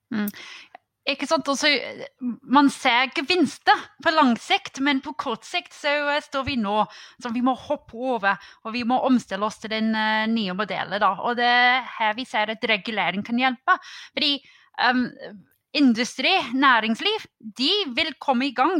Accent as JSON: {"language": "Norwegian", "country": "United Kingdom", "second_language": "Norwegian", "moved": "yes", "lives_now": "Norway", "said": "Som en brite"}